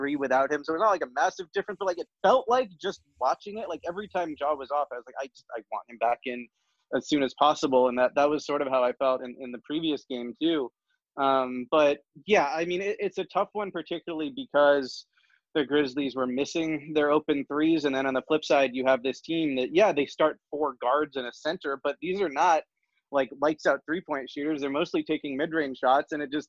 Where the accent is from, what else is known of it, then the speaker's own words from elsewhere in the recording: Toronto, Ontario, Canada; moved away; I am from Toronto. I I don't live there anymore